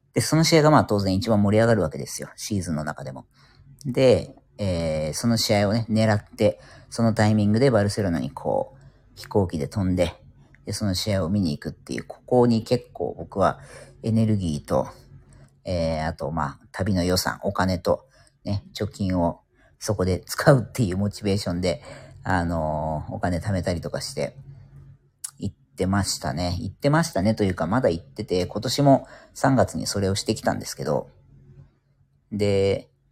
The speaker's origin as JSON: {"language": "Japanese", "town": "Yokohama", "region": "Kanagawa", "country": "Japan", "tie": "born or raised there", "said": "地元横浜なんですけども"}